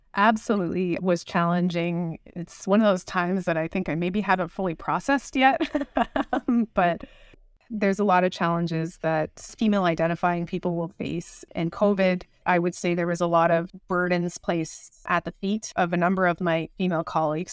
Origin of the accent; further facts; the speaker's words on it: Niagara Falls, Ontario, Canada; I grew up in the Niagara region